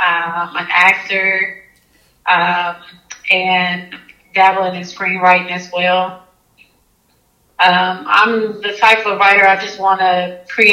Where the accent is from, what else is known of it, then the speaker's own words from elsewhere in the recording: Oklahoma City, Oklahoma, United States; I'm from Oklahoma City